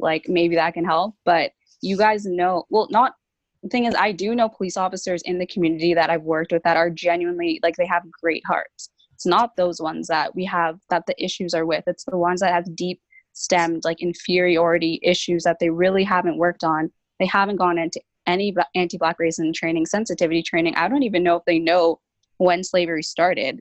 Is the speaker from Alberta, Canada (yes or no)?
no; Brampton, Ontario, Canada; I'm 22 years old, and I'm from Brampton, Ontario